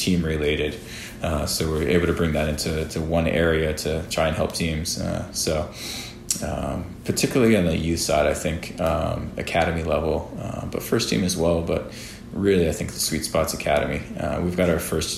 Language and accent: English; Rhode Island, United States; moved away; growing up in Rhode Island, a bunch of my family still living there